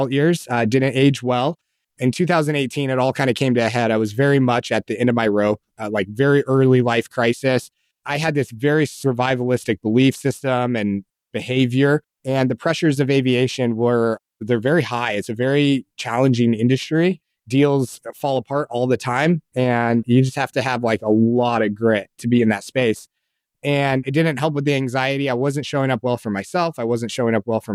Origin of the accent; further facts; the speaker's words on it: Colorado Springs, Colorado, United States; I grew up in Colorado Springs